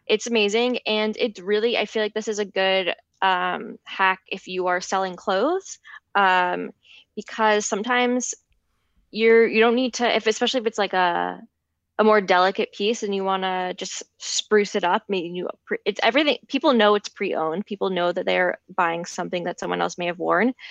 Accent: Larchmont, New York, United States; the store in my hometown

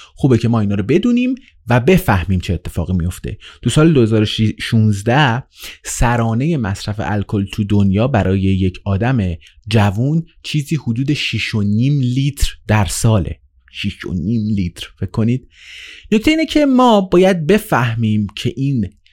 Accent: Iran; توی ایران به دنیا اومدم

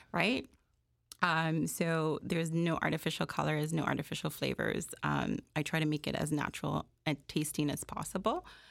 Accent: Jamaica; also born or lived in Malvern, Scarborough, Toronto, Canada; now in Toronto, Canada; I am, uh, born and raised in Jamaica. and I came here in nineteen eighty-six

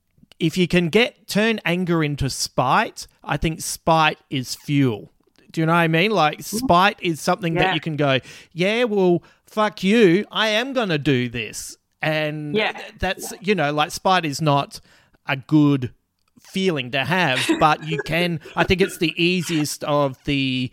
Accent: Croydon, London, United Kingdom; growing up in West Croydon on Bedford Street, where opposite was the Croydon High School, and there was two concrete cricket pitches in nets right next to the fence.

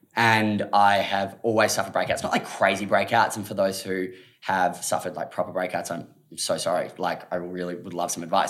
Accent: Australia; being an Aussie.

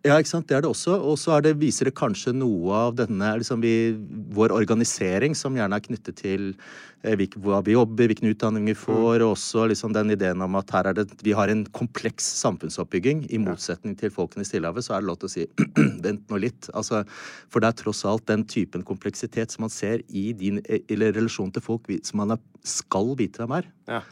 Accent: Norway; som nordmann

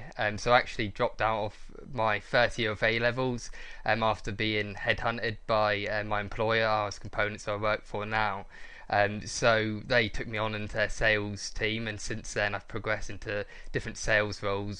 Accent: Corby, East Midlands, United Kingdom; also born or lived in London; Yeah, so I was born in London. So I lived there for 8 years. But for the last, let's say, 14 years, I've been living in Corby, so I'm local lad.

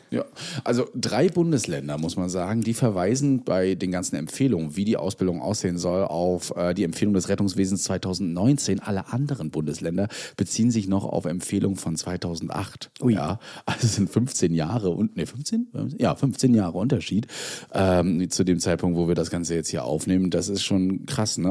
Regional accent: Mecklenburg-Vorpommern, Germany; bei uns in Mecklenburg-Vorpommern

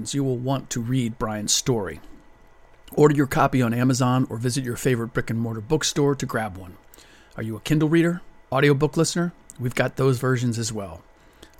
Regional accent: United States; I'm an American

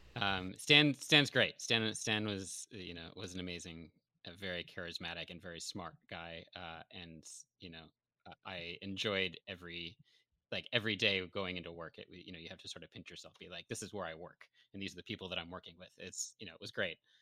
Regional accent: Syracuse, New York, United States; now in Los Angeles, United States; I'm originally from Syracuse, but I have a bunch of family here in L

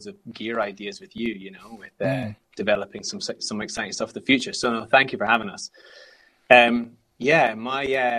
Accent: Scotland, United Kingdom; growing up in Scotland

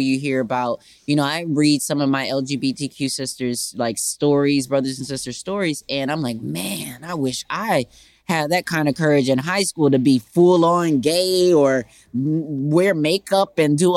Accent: Racine, Wisconsin, United States; I grew up in Racine, Wisconsin in the 80s

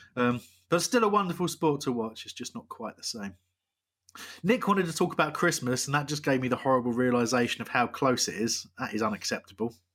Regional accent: West Sussex, South East England, United Kingdom; I was born in West

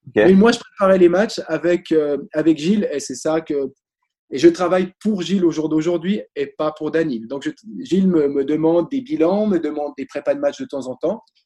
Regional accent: Switzerland; Je suis suisse

